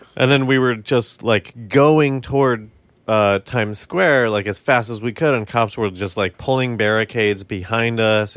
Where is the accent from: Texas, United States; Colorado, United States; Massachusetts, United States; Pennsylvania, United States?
Colorado, United States; we're from Colorado